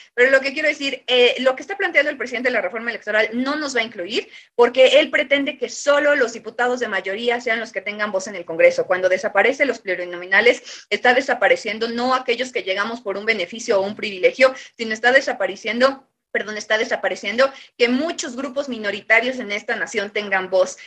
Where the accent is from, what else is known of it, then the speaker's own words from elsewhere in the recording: Mexico; como pueblo mexicano nosotros tenemos ya una idiosincrasia